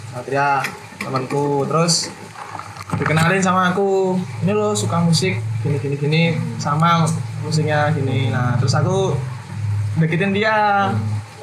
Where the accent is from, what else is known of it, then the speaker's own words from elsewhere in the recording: Kediri, East Java, Indonesia; moved away as an adult; now in Yogyakarta, Indonesia; saya aslinya Kediri loh hmm. Kediri Jawa Timur